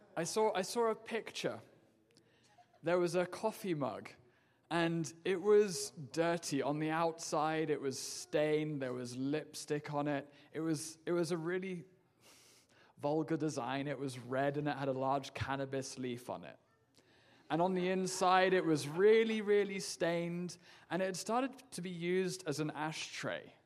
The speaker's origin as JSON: {"language": "English", "region": "England", "country": "United Kingdom", "moved": "as an adult", "said": "I'm from England."}